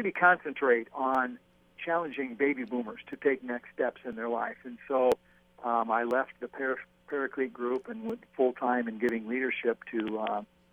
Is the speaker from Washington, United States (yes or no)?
yes; Washington, United States; moved away as an adult; also born or lived in Portland, Oregon; I'm from Washington State, first of all, but then lived in Oregon for a while as well in Portland